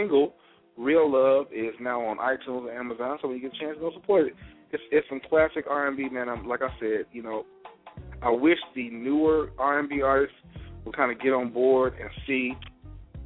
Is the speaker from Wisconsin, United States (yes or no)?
no; Mississippi, United States; my home state of Mississippi